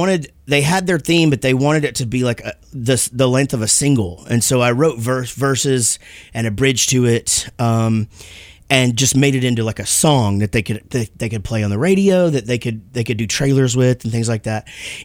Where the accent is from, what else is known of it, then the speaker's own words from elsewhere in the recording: Wichita Falls, Texas, United States; also born or lived in Grapevine, Texas / Denton, Texas; born and raised in Texas. I was born in Grapevine, grew up in Wichita Falls, and then when we started the band, getting closer to Dallas, and Denton just was a quick home. So we're still there in the Denton area.